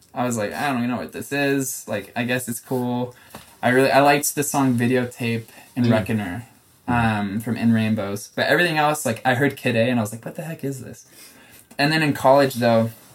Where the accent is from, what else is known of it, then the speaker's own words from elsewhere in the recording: Chicago, Illinois, United States; moved away; also born or lived in Utah / New York; growing up in Chicago